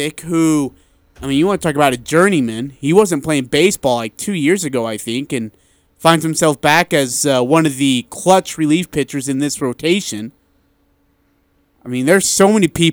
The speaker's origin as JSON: {"language": "English", "country": "India", "moved": "yes", "said": "I'm from India"}